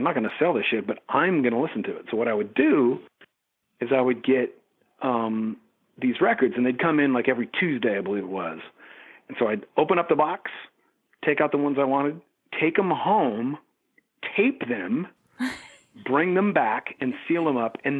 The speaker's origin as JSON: {"language": "English", "town": "Eureka", "region": "California", "country": "United States", "tie": "born or raised there", "lives_now": "San Francisco, United States", "said": "A place called Eureka, California."}